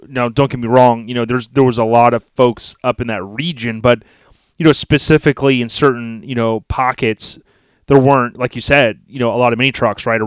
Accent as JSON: {"language": "English", "region": "Florida", "country": "United States", "tie": "born or raised there", "said": "growing up in Florida, born and raised"}